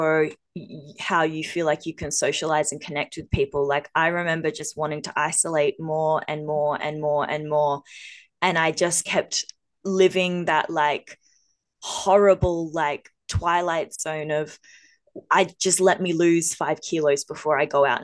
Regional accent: Australia; we're two Aussie girls

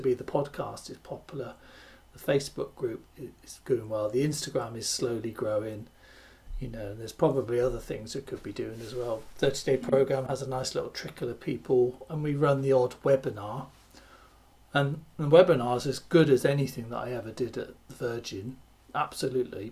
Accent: West Country, South West England, United Kingdom; growing up in the West Country of the UK is, you know, the, it's a lovely area

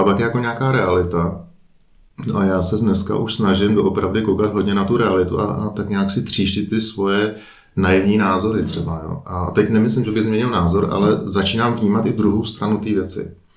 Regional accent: Prague, Czechia; moved away as an adult; now in Liechtenstein; jsme Pražáci

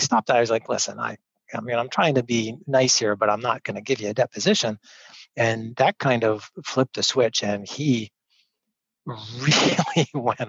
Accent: York, Pennsylvania, United States; I grew up here in York.

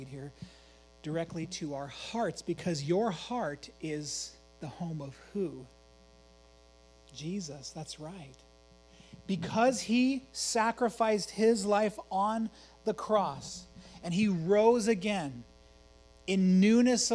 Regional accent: Emmett, United States; I grew up in Emmett

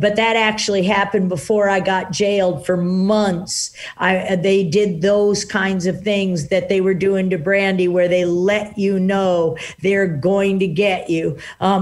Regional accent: Washington, District of Columbia, United States; I grew up in Washington, D.C., and I'm an identical twin

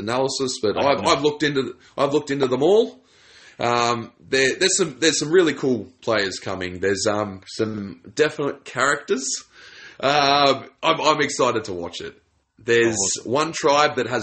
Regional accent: New South Wales, Australia; I'm from New South Wales

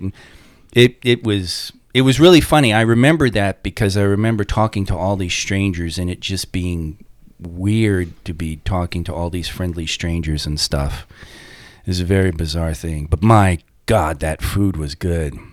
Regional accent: Long Island, New York, United States; I'm from Long Island, so it, Jewish and Italian Catholic

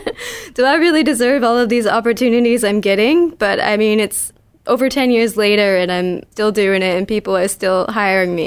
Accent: Connecticut, United States; I'm a born and raised Connecticut native.

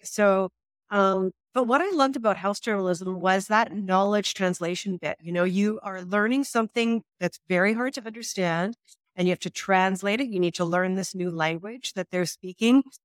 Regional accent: Saskatchewan, Canada; now in Calgary, Canada; I'm from Saskatchewan

